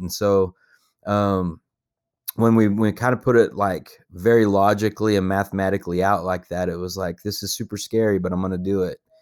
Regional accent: Paducah, Texas, United States; also born or lived in Lubbock, Texas; I grew up in a little town, um, called Paducah, Texas, which is kinda out in the middle of nowhere, and it's, like, two hours east of Lubbock

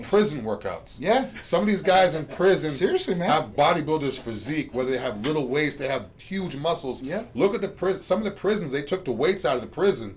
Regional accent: Boston, Massachusetts, United States; now in Tampa, United States; I'm from Boston

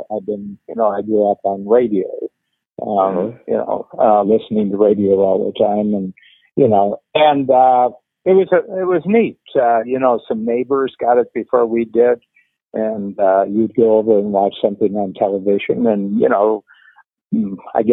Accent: near Cleveland, Ohio, United States; I grew up near Cleveland

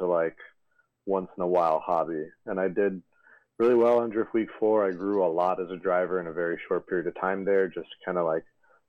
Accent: New York, United States; now in Los Angeles, United States; Based out of Los Angeles. I'm from New York originally.

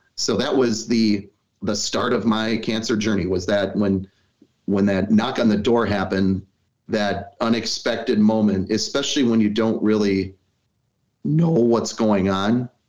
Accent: Milwaukee, Wisconsin, United States; I, am born in Milwaukee. Um, I've got deep roots here

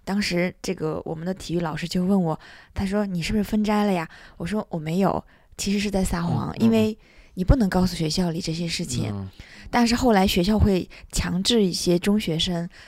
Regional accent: Turpan, Xinjiang, China; 对我是从小出生在那里，然后嗯生在那里，长在那里，三十多年。

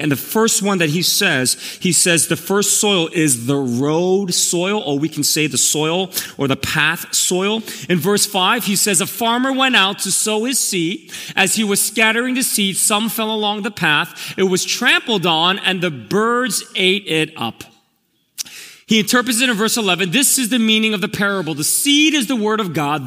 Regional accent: New York City, New York, United States; also born or lived in Korea; now in New Jersey, United States; I'm actually from Elmhurst. I grew up here when I immigrated from Korea.

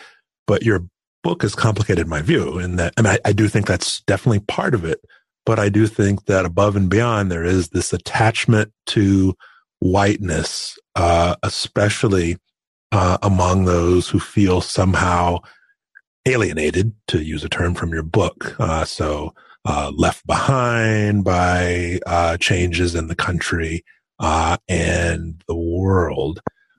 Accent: Arkansas, United States; now in Maine, United States; I grew up in Arkansas, so a Southern state

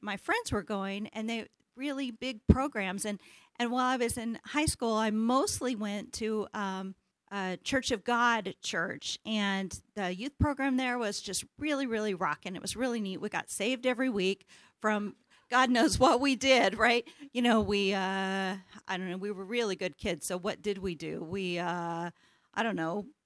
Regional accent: Independence, Missouri, United States; As a little girl, I grew up in Independence, Missouri

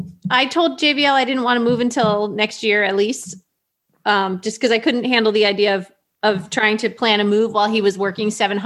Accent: Alaska, United States; I'm from Alaska

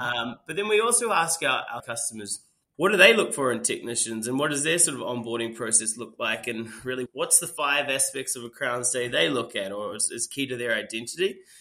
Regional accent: New Zealand; moved away as an adult; also born or lived in England; I, am from New Zealand. Um, it's where, where, I was born and raised.

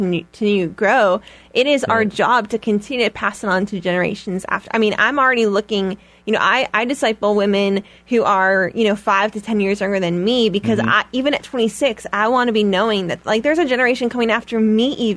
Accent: Chicago, Illinois, United States; I'm from Chicago, and I've always lived in Chicago

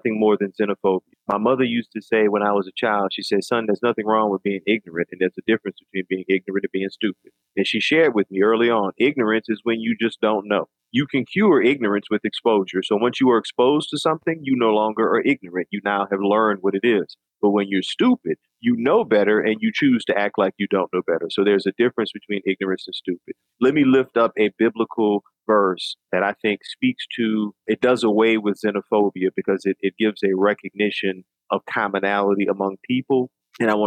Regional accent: New Orleans, Louisiana, United States; I'm from New Orleans and food is such a part of the culture.

